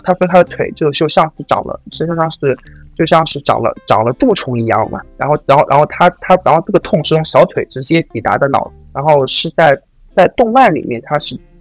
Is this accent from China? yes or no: yes; China; 我们作为一个中国人